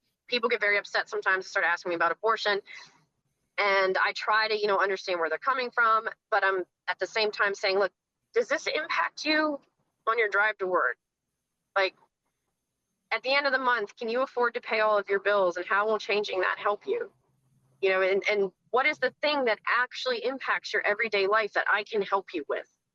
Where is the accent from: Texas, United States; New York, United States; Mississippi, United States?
Mississippi, United States; South; moved away; I grew up in South Mississippi, so that's my back, you know, yard.